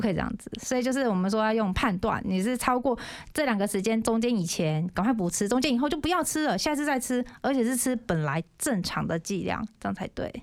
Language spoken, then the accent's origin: Chinese; Yilan County, Taiwan; accent: Yilan accent; moved away as an adult; now in Keelung, Taiwan; 因为我本身是宜兰人嘛